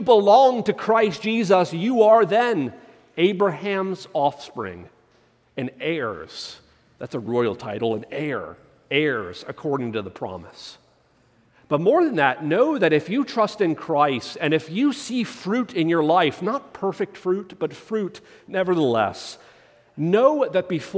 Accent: United States; as an American, I'm part of a historical nation when our country's only 250 years old

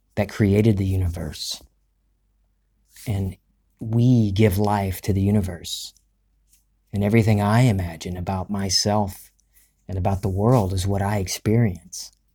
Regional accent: Gulf Coast of the United States, United States; we're from the Gulf Coast of the United States

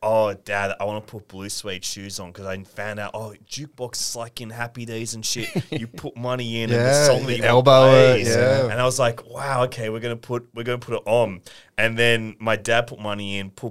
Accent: Sydney, New South Wales, Australia; moved away; also born or lived in Leichhardt, Sydney; for most of my formative years, probably were, I was living in Dulwich Hill

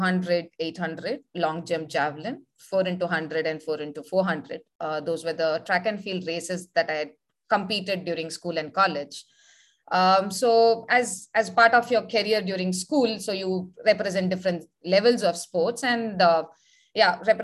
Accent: Tiruchirappalli, Tamil Nadu, India; moved away as an adult; now in Chennai, India; I was born and brought up in Trichy

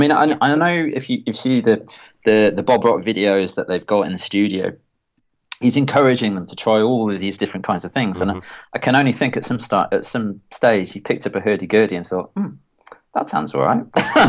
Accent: Stourbridge, West Midlands, United Kingdom; I come from Near Stourbridge, and there was … and …, and I would sort of get into that.

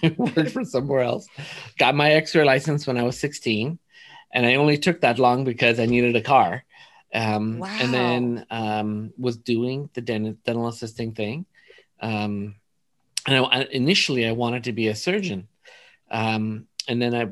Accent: Los Angeles, California, United States; also born or lived in East Coast; I was kind of like raised in Woodland Hills, California. I was there pretty much my whole life until I left for dental school

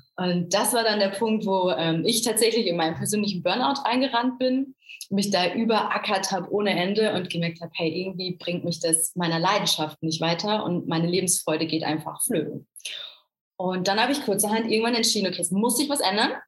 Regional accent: Essen, North Rhine-Westphalia, Germany; eigentlich komme ich aus Essen

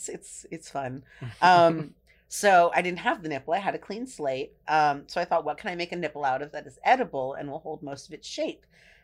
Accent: Marin County, California, United States; I was born and raised in Marin County.

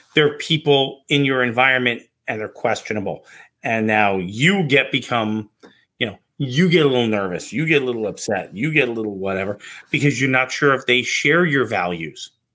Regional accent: New Jersey, United States; I'm also from New Jersey

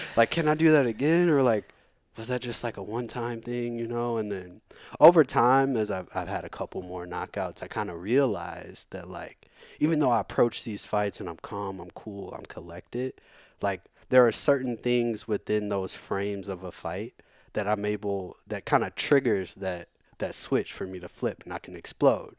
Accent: St. Louis, Missouri, United States; also born or lived in Virginia Beach, Virginia; I've I've been in St. Louis since I'm two, so so I'm from St. Louis.

